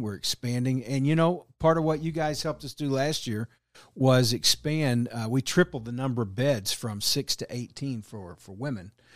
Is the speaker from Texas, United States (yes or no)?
yes; Texas, United States; now in Kansas City, United States; I'm originally from Texas, but moved up here, um, in oh eight